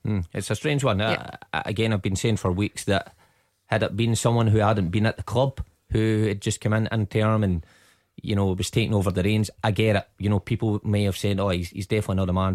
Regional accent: Scotland, United Kingdom; being Scottish

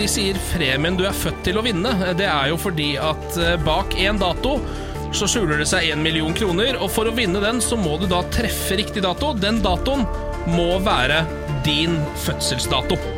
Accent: Skien, Telemark, Norway; Jeg er fra Skien.

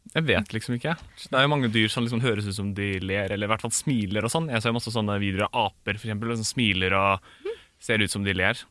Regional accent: Tønsberg, Vestfold, Norway; jeg kommer fra Tønsberg

